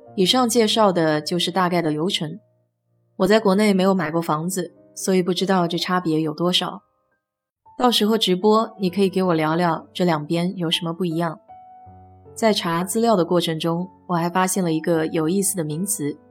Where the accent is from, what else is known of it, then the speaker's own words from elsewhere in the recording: China; now in United States; 我们中国人大多习惯住新房子